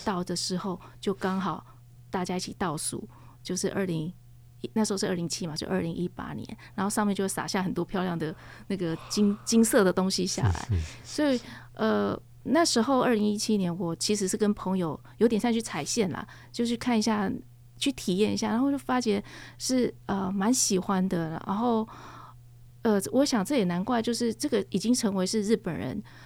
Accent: Taiwan; 我们台湾

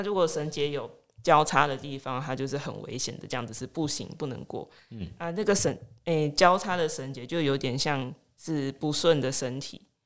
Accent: Minxiong, Chiayi County, Taiwan; moved away as an adult; now in Lukang, Taiwan; 我是嘉义人，啊，嘉义民雄人，目前在鹿港住了快要四年，啊，平常时啊是上班族

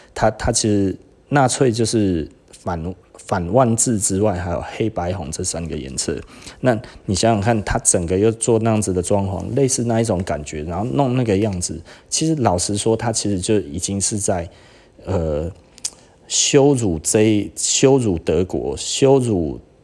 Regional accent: Taiwan; 我们台湾人很难被当成白人自杀主义

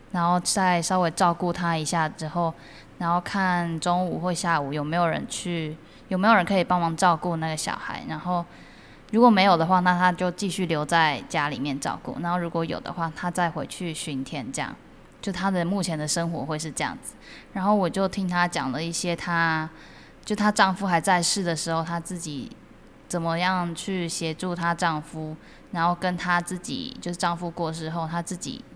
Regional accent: Tainan, Taiwan; 我家就住后壁那边，也是一个蛮乡村的地方，蛮乡下的地方

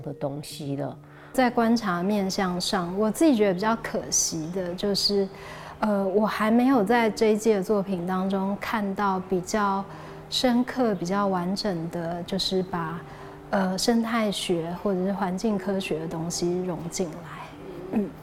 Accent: Taipei, Taiwan; 我其实是台北市区长大的小孩

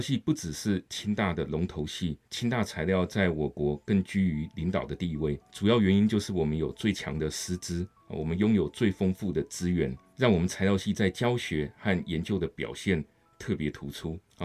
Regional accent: Kaohsiung, Taiwan; now in Hsinchu, Taiwan; 我是高雄人

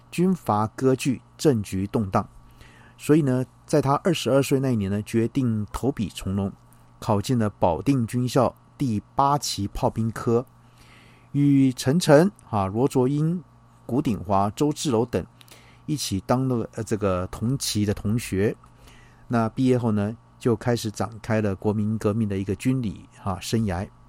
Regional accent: Taiwan; 我们台湾人民

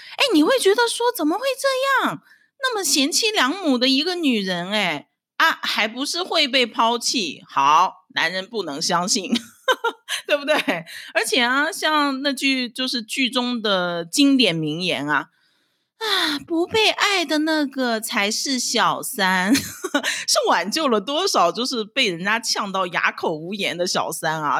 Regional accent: Dalian, Liaoning, China; moved away as an adult; now in Taiwan; 我是出生在中国大连的台湾新住民，呃，现在是我住在台湾的第七年，我是精神台湾人

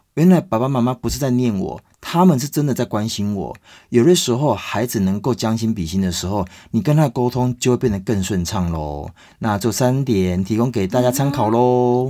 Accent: Taiwan; 我们台湾人

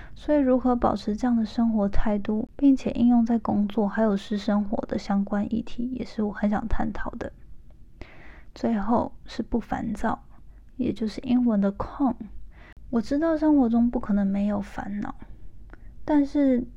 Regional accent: Hualien, Hualien County, Taiwan; moved away as an adult; now in United States; 我是一个出生于台湾花莲，没错，就是那个大家都说好山好水好无聊的后山净土

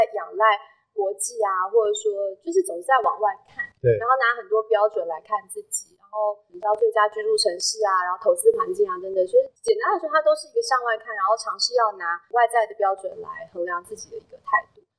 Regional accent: Taiwan; 可是身为台湾人，就是做台湾公民，

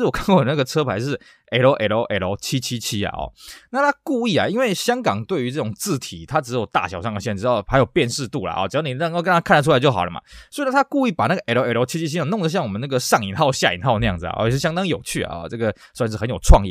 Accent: Taiwan; 像台湾其实啊，我们有些玩车的人会干这种事情啊

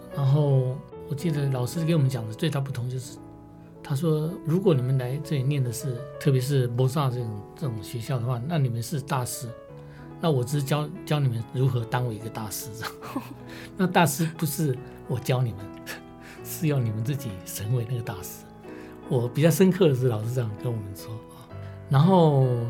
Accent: Pingtung County, Taiwan; moved away as an adult; also born or lived in Paris, France / Austria; 我在屏东出生

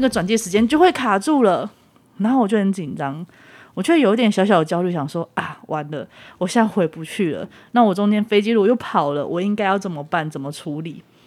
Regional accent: Taiwan; 到了台湾，然后上了火车回到我的家乡

